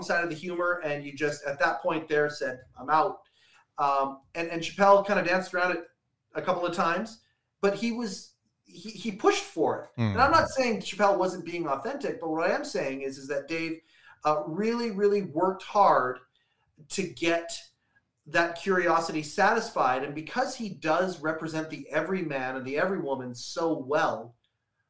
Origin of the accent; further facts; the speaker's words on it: Western Canada, Canada; I'm in from Western Canada